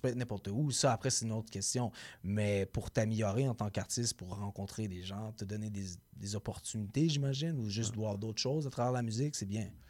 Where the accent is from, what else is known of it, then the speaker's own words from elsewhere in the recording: Gatineau, Quebec, Canada; moved away; also born or lived in Montreal; J'ai grandi, j'ai grandi en Outaouais.